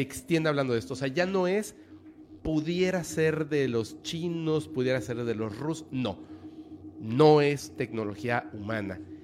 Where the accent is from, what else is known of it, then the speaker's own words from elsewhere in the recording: Mexico; para nosotros como mexicanos